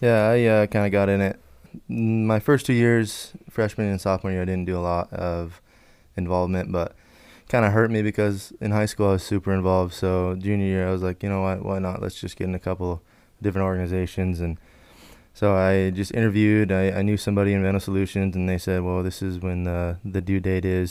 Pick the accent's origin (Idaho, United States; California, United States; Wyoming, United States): Idaho, United States; Wallace; I am from Wallace, Idaho, small town up north